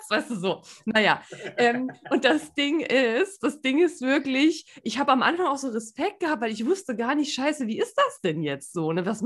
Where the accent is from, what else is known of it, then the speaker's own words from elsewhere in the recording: Saarland, Germany; ich bin ja auch keine mhm. gebürtige Lingenerin, ich bin ja Saarländerin